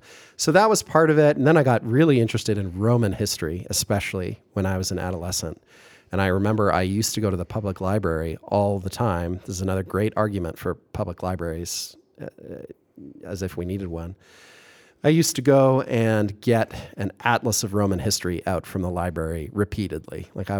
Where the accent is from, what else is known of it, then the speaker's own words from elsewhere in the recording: Kitchener, Ontario, Canada; there's a few large institutions in my hometown, which is, it's Kitchener / Waterloo, that sort of twin cities in a sense, physically contiguous, administratively separate towns in Southern Ontario.